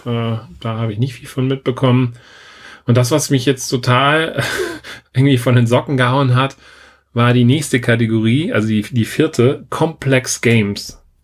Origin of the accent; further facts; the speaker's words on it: Germany; bei uns in Deutschland